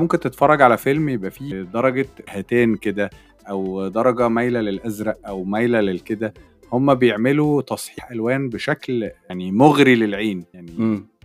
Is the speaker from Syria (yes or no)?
no; Egypt; احنا كشعب مصري